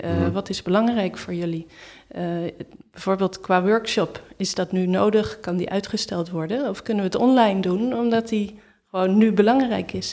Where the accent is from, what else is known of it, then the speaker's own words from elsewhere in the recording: Netherlands; moved away as an adult; now in Berlin, Germany; we wel als Nederlander